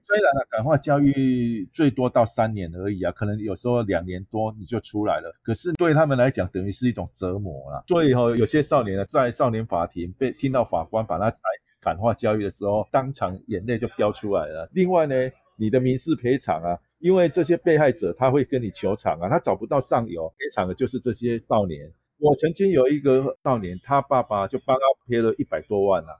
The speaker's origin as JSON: {"language": "Chinese", "country": "Taiwan", "said": "对于我们台湾的国际形象确实是不大OK的啦"}